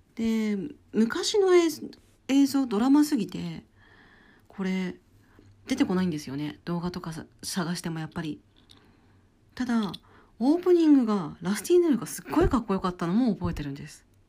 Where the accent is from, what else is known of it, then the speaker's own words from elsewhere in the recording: Hokkaido, Japan; 私北海道出身なので